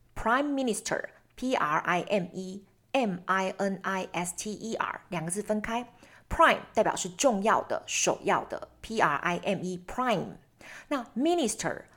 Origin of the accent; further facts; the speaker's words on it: Taiwan; 当我们台湾人如果以后出去的时候